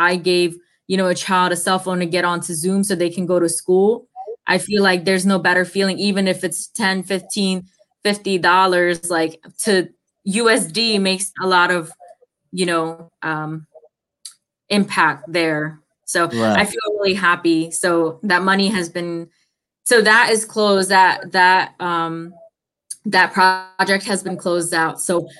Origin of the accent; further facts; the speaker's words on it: India; also born or lived in Thailand; But I know I lived in Thailand and it was very poor. And I come from India, which was, you know, poor in its setting too.